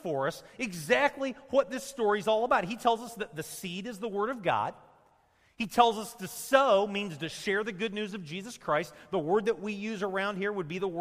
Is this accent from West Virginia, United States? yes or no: no; Champaign, Illinois, United States; I grew up in Champaign, I grew up around farming